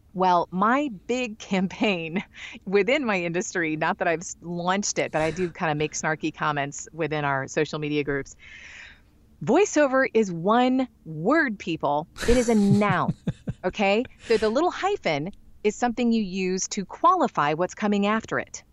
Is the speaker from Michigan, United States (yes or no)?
yes; Michigan, United States; I'm from Michigan. I'm not from the South